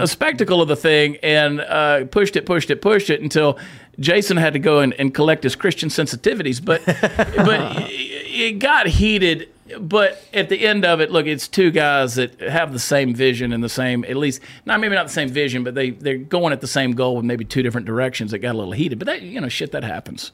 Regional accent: Texas, United States; as a Texan

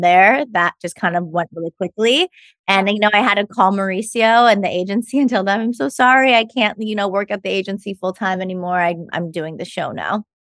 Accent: Los Angeles, California, United States; now in New York, United States; I was born in Los Angeles, California, in Cedar Sinai. Like most people, I feel like in L A that we know, I went to Campbell Hall for elementary school, and then I went to Harvard Westlake High School.

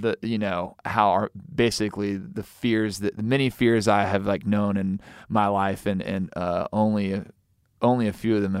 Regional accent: Missouri, United States; I'm from Missouri, so I can say that.

